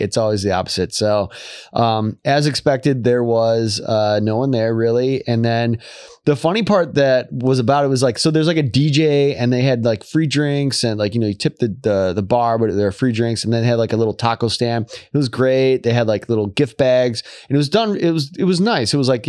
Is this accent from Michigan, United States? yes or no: yes; Michigan, United States; Like I'm from Michigan. I'll, you know, this is nothing or whatever.